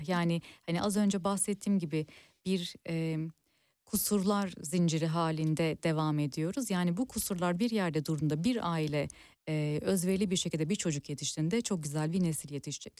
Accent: Turkey

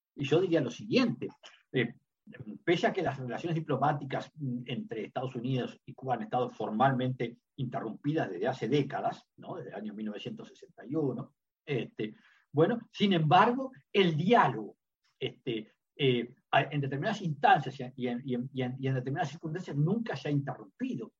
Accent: Uruguay; dos diplomáticos uruguayos

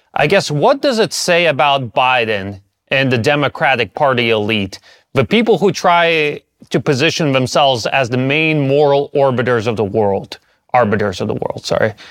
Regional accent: United States; I grew up in the United States

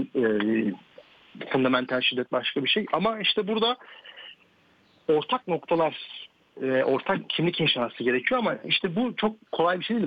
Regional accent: Turkey; moved away as an adult; now in France; Türkiye'de büyümüş olmam. E, çünkü hmm. Türk, liseyi ve üniversite Türkiye'de okudum

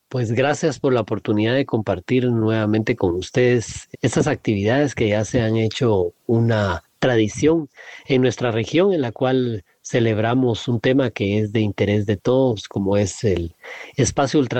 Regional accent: Honduras; tengo nueve años, soy de Honduras.

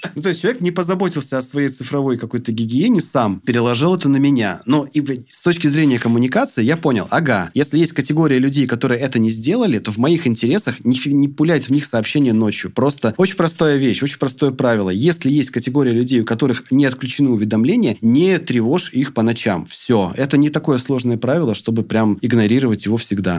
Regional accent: Krasnodar, Krasnodar Krai, Russia; А я тоже из Краснодара

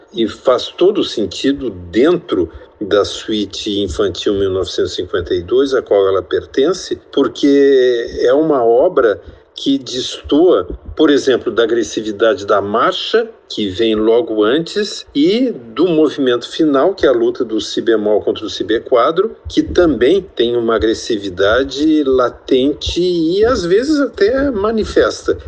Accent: Porto Alegre, Rio Grande do Sul, Brazil; Eu nasci em Porto Alegre

